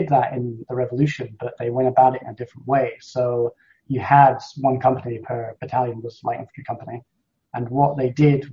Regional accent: Scotland, United Kingdom; as a Scot

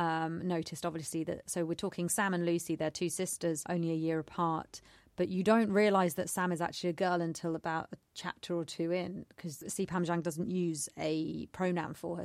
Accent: United Kingdom; I'm British born and raised.

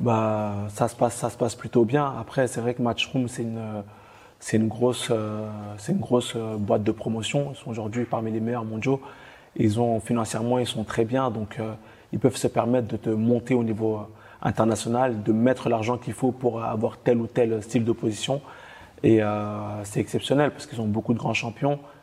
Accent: France; on est beaucoup de Français

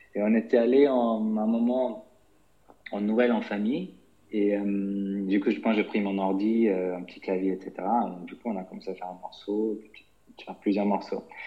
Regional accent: London, United Kingdom; moved away as an adult; also born or lived in Germany; je suis né en Allemagne, et j'ai grandi là-bas jusqu'à 10 ans, et puis après, j'ai, avec ma famille, on est déménagé, on est en Angleterre, à Londres, où j'ai fait toutes ma, mes études, etc., donc jusqu'à 25 ans

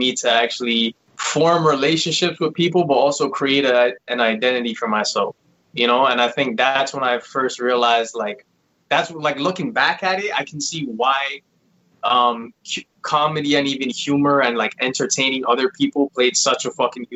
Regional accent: Toronto, Ontario, Canada; now in Vaughan, Canada; I live in Vaughan now. Originally, I was actually from Toronto.

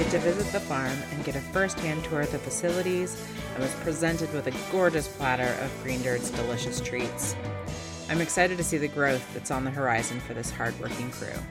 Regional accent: Oregon, United States; now in Seattle, United States; I'm not from here. I grew up in Oregon

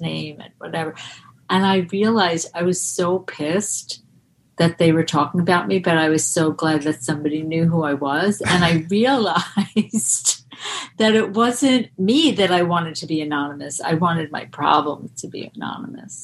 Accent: Roslyn, New York, United States; moved away as an adult; also born or lived in Boston; I'm from Long Island, um, but then I moved to Boston

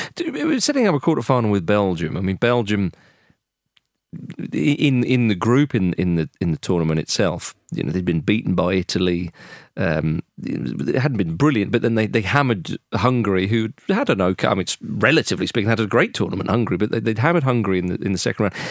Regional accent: England, United Kingdom; as an Englishman

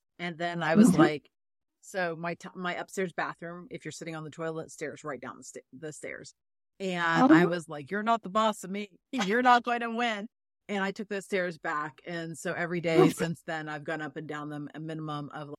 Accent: Florida, United States; now in Dayton, United States; I was born here. I grew up in Florida and I moved back.

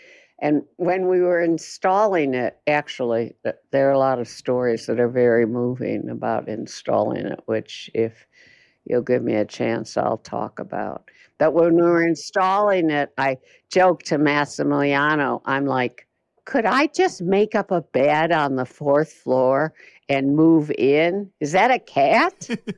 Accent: West Coast, United States; I was so out of step as an artist. I came from the West Coast, you know, but whatever.

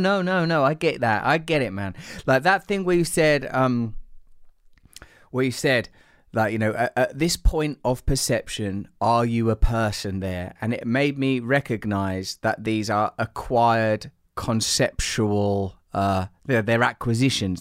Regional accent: Essex, East of England, United Kingdom; I'm from Essex, I support West Ham

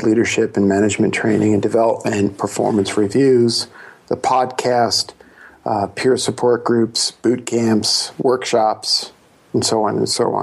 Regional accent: New York City, New York, United States; I was born in Brooklyn

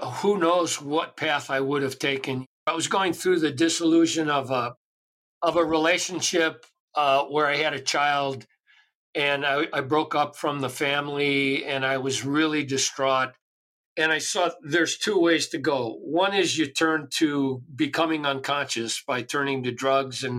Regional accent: Chicago, Illinois, United States; I grew up in Chicago

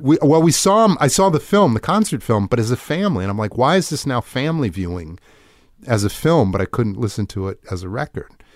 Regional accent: just outside Milwaukee, small town in Wisconsin, United States; moved away; I'm from a, a small town in Wisconsin, just outside Milwaukee

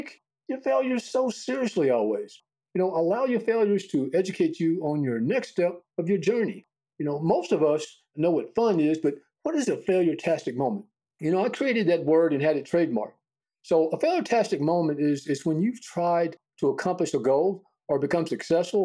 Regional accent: Jacksonville, Texas, United States; I was born and raised in Jacksonville, Texas, not far from Tyler, Texas

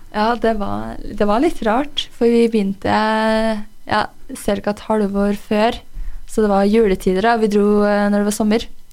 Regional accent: Røros, Trøndelag, Norway; jeg er jo fra Røros. Jeg er oppvokst her

